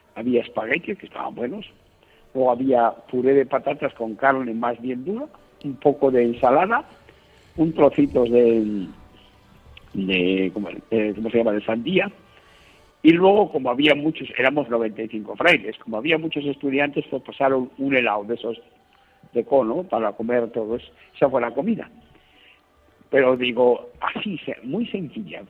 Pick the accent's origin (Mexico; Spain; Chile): Spain; Castile and León; moved away; yo soy un castellano viejo